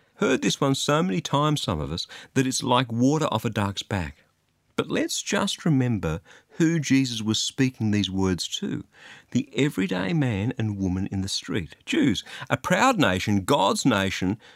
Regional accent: Australia; I'm an Australian

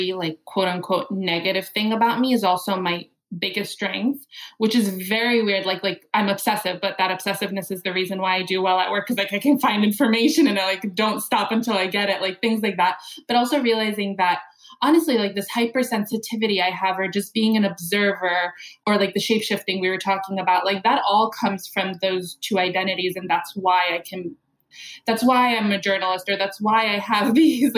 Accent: United States; I'm Arab American

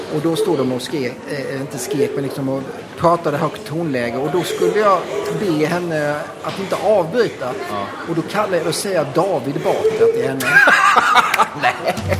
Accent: Blekinge, Sweden; moved away as an adult; now in Stockholm, Sweden; kommer jag från Blekinge, eh, från en småstad eh, och eh, flyttade därifrån till Stockholm på 80-talet.

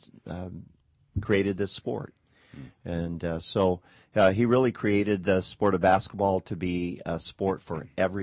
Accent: Modesto, California, United States; I grew up here in Modesto, went to Modesto High School

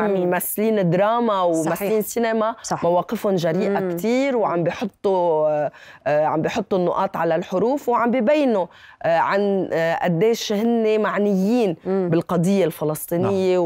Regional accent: Lebanon; also born or lived in Irbid, Jordan; انا والدتي اردنيه و... وانغرمت بابوي بلبنان

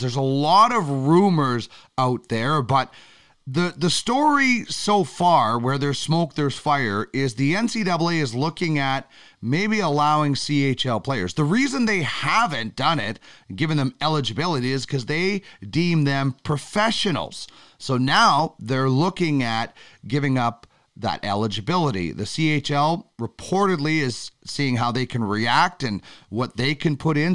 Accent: Canada; as a Canadian

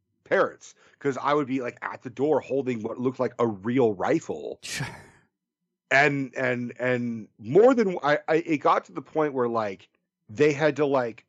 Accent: Bay Area, California, United States; we're from the Bay Area. We're all liberals.

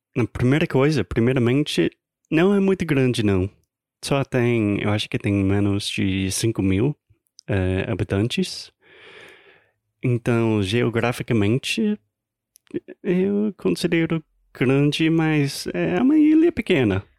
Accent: United States; Portuguese is a second language; Eu sou americano, tentando aprender, melhorar o meu português

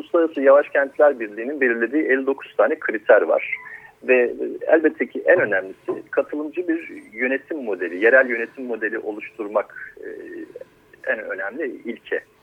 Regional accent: Akyaka, Muğla, Turkey; biz Akyakalılar olarak

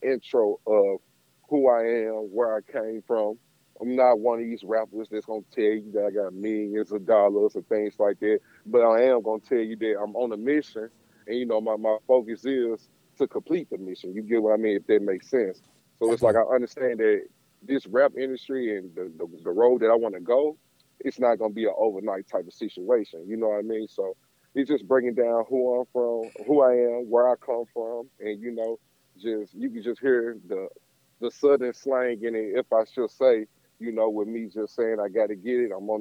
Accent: Memphis, Tennessee, United States; accent: twang; moved away as an adult; now in Seattle, United States; I'm born and raised from Memphis, Tennessee

